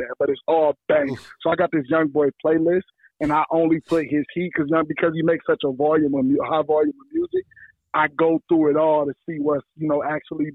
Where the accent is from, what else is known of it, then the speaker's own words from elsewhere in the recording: Michigan, United States; I'm also like from Michigan